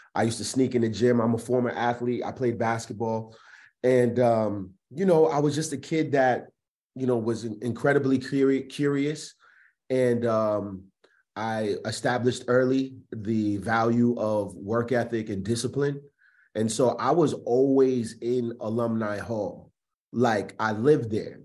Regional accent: Providence, Rhode Island, United States; also born or lived in Richmond, Virginia / Atlanta; I am born and raised in Providence, Rhode Island

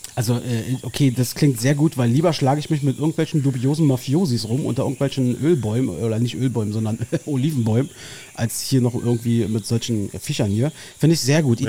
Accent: Berlin, Germany; ich verlasse meine Heimat einfach sehr ungern offensichtlich. Ähm, du bleibst in Marzahn

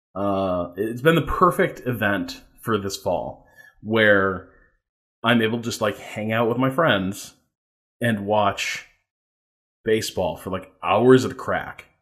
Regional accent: a suburb of Chicago in Indiana, United States; I'm from like in, uh, a suburb of Chicago in, in Indiana

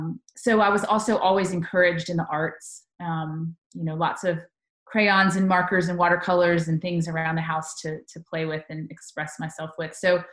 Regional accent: Tuscaloosa, Alabama, United States; born there; Well, I was born in Tuscaloosa, Alabama, which might be a bad thing for all the Tennessee fans in our state.

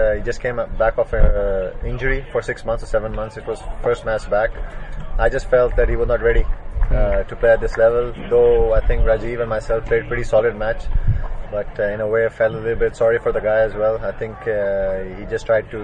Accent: Lahore, Punjab, Pakistan; I'm from Lahore, and 80% of our courts in Lahore are grass courts. I grew up on grass courts as well

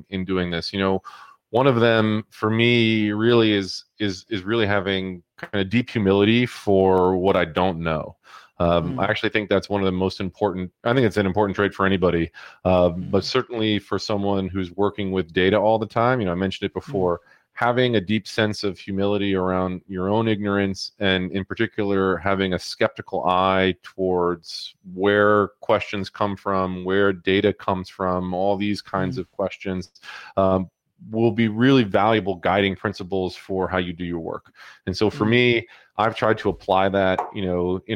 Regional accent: New York, United States; my hometown

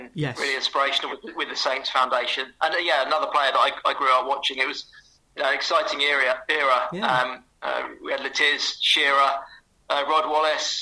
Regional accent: Southampton, South East England, United Kingdom; So I grew up in Southampton

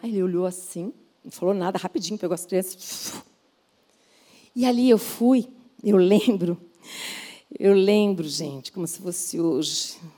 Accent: São Paulo, Brazil; sou de São Paulo

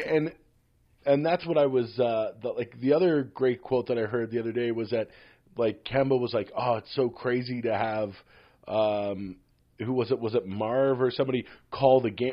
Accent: Philadelphia, Pennsylvania, United States; now in Toronto, Canada; as a Philadelphian and a Sixers fan

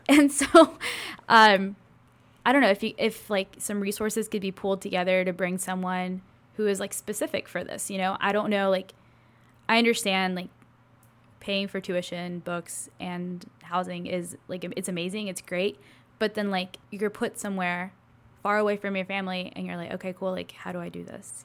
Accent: Gadsden, Alabama, United States; also born or lived in Mexico / Guntersville, Alabama / Florida / Birmingham, Alabama; I was born in Mexico, and when I was about two and a half, my family and I moved to Alabama

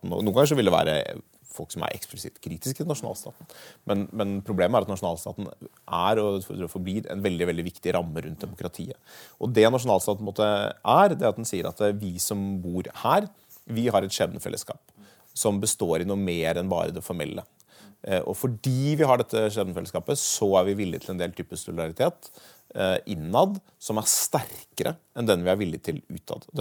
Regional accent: Norway; Altså hvis jeg nå i voksen alder reiser til Belgia, så vil jeg jo aldri slutte å tenke at jeg er norsk.

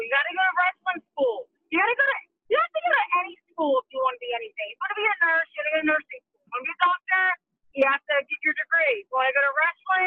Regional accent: Baltimore, Maryland, United States; moved away; also born or lived in Venice Beach, California; I'm from Baltimore, but when I moved to California to pursue my dream

